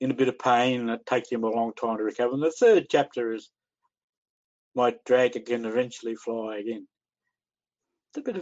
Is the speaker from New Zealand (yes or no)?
no; Australia